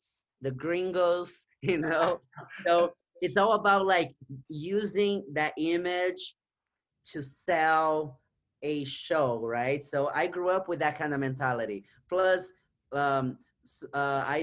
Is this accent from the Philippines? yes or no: no; Brazil; English is a second language; moved away as an adult; now in New York City, United States; I was born and raised in Brazil. I came to the United States. I was 25.